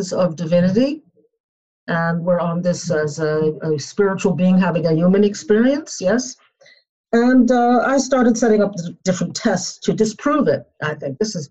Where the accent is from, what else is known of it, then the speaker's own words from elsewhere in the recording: New York City, New York, United States; also born or lived in Boston; I was born in New York City, grew up there